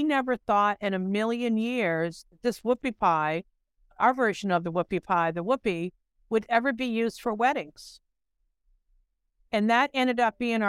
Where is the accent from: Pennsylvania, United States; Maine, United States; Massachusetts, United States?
Maine, United States; growing up in Maine